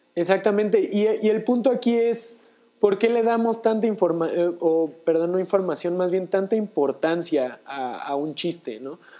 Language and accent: Spanish; Mexico; nosotros como mexicanos